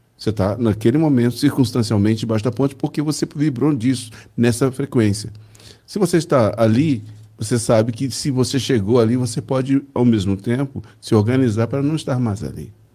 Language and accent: Portuguese; Belo Horizonte, Minas Gerais, Brazil; Eu fui materializado em Belo Horizonte, né? É. Portanto, sou mineiro de Belo Horizonte.